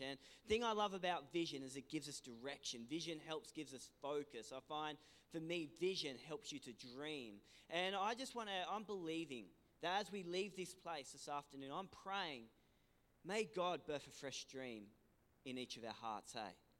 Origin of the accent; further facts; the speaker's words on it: Ulladulla, New South Wales, Australia; we're originally from Ulladulla. Uh, um, you know, this is my home. This is my hometown